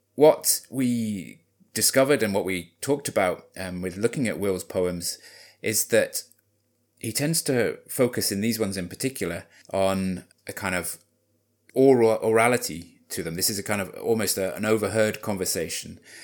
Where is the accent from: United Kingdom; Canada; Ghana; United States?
United Kingdom; Wales; I grew up in Wales, so I don't want to mimic the Welsh accent at this point